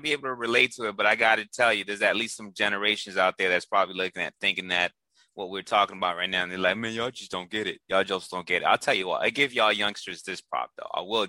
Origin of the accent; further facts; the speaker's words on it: East Coast, United States; I heard all those guys through growing up in the East Coast.